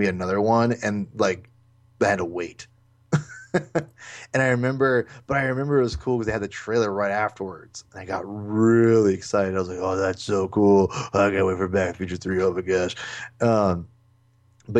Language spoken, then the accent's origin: English; Lake Stevens, Washington, United States; growing up in Lake Stevens, Washington